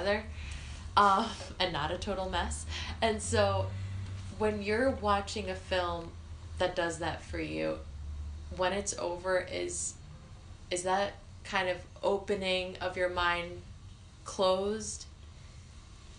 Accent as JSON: {"language": "English", "town": "New York City", "region": "New York", "country": "United States", "tie": "born or raised there", "said": "growing up in Brooklyn"}